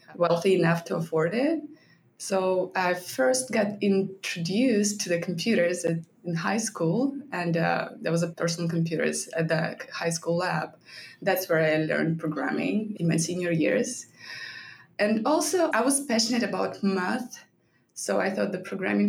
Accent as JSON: {"language": "English", "country": "Belarus", "moved": "as an adult", "lives_now": "United States", "said": "I started working back in my home country, Belarus, right after college"}